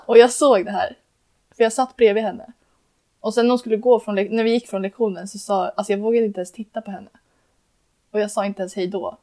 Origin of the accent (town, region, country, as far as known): Uppsala, Uppsala County, Sweden